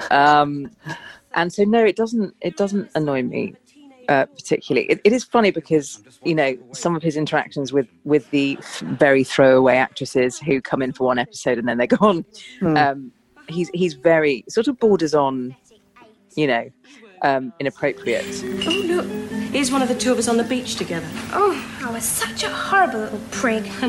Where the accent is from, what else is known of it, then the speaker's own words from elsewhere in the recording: South East England, United Kingdom; And I grew up in Surrey, um, in the suburbs, and my family setup wasn't a sort of it was quite fractured. So I moved around a lot as a child.